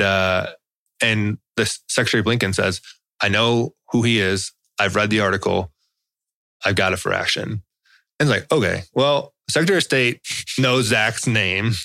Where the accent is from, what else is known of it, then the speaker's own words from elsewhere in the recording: Chicago, Illinois, United States; I'm from Chicago